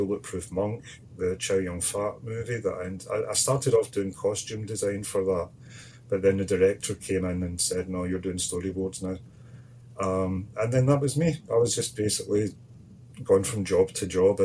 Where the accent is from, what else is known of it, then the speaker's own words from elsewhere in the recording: Scotland, United Kingdom; moved away as an adult; also born or lived in Canada; my hometown, just a bit 2 minutes down the street from me